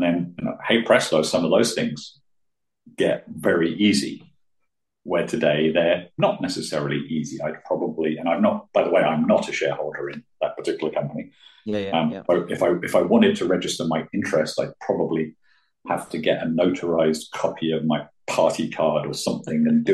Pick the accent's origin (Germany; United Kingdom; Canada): United Kingdom; now in Switzerland; being British